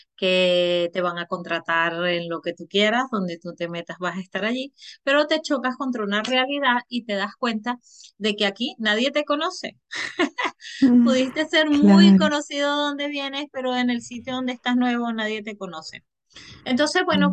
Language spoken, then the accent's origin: Spanish; Venezuela; moved away as an adult; yo soy de Venezuela